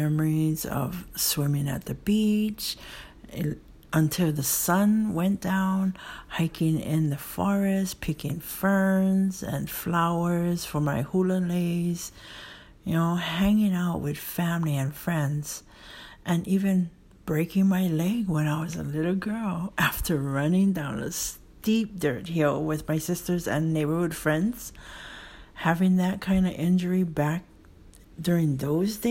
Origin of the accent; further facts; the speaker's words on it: Kaneohe, Hawaii, United States; we used to live in Kaneohe, and his halau was in Kaneohe